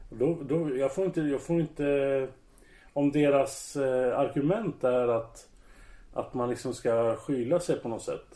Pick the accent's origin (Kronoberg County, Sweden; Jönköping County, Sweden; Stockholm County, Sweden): Stockholm County, Sweden; Södertälje; jag är uppväxt bland dem i Södertälje